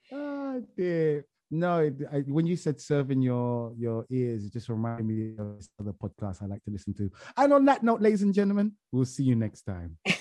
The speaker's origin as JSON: {"language": "English", "region": "England", "country": "United Kingdom", "said": "I'm English"}